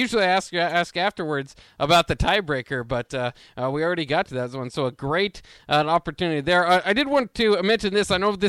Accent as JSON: {"language": "English", "town": "Lincoln", "region": "Nebraska", "country": "United States", "tie": "born or raised there", "said": "Growing up in the Big 12, that was the team when they came to Lincoln."}